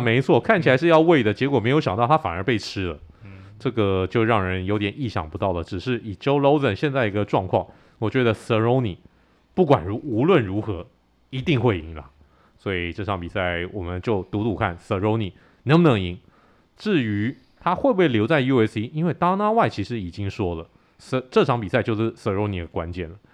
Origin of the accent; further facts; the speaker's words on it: Taiwan; 我们很有创意的台湾拳迷